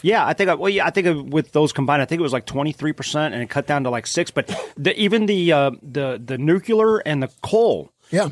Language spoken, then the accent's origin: English; Cleveland, Ohio, United States; from Cleveland